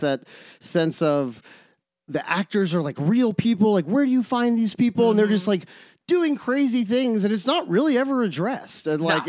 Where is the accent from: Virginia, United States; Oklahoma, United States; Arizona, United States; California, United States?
Oklahoma, United States; we're from Oklahoma. That's like one in the canon.